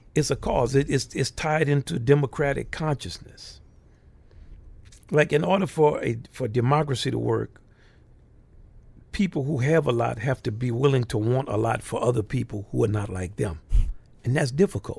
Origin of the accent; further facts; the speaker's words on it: New Orleans, Louisiana, United States; I'm from New Orleans first, so I grew up with New Orleans music